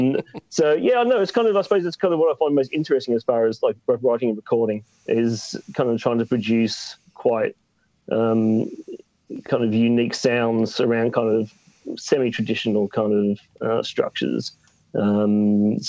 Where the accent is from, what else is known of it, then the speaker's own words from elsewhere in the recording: Geelong, Victoria, Australia; now in Brighton, United Kingdom; the town I grew up in, Geelong in Australia